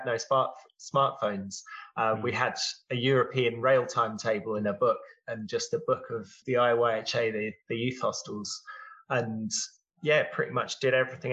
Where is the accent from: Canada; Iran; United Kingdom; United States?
United Kingdom; England; a lot of families in England, you know, we drove over to France a lot of times in the summer.